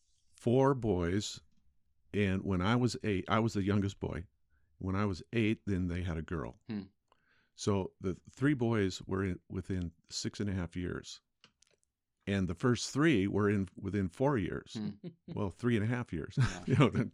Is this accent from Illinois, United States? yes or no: no; West Covina, California, United States; West Covina, California.